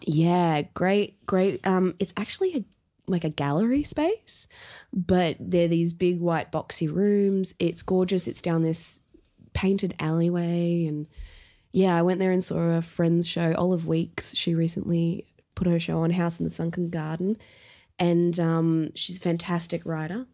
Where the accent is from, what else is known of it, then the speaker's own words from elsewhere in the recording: Brisbane, Queensland, Australia; also born or lived in Elwood, Melbourne; now in Melbourne, Australia; I grew up in Brisbane